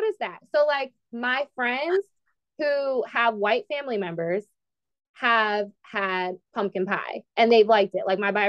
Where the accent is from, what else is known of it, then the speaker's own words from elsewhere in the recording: the North, United States; But I'm from the North